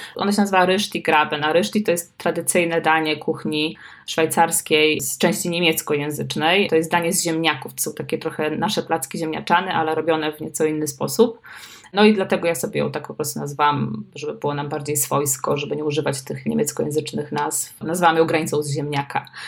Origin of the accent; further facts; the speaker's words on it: Słupsk, Pomeranian Voivodeship, Poland; ja się urodziłam w Słupsku